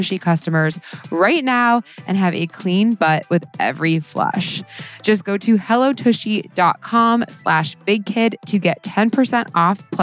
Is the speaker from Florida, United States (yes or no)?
yes; South Florida, United States; I grew up in South Florida during the like Paris Hilton years in the early 2000s